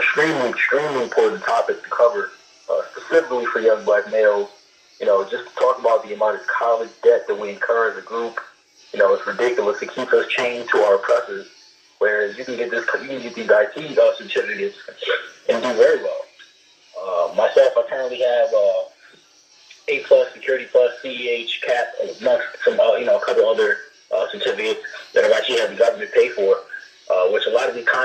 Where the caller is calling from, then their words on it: Brooklyn, New York, United States; I usually call out of Honolulu. I'm calling from Brooklyn, New York right now.